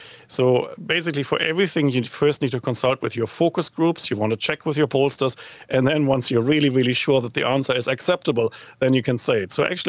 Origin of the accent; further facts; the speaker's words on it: New Zealand; Not the kind of video you would like as a New Zealander to go viral worldwide, but certainly a source of consternation and perhaps even a bit of entertainment here.